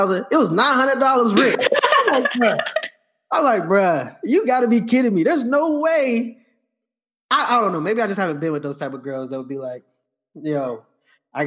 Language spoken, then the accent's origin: English; the South, United States; I'm from the South